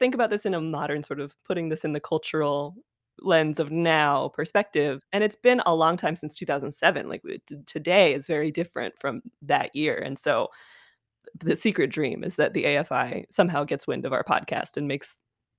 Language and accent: English; Denver, Colorado, United States; moved away as an adult; now in Los Angeles, United States; I'm from Denver, Colorado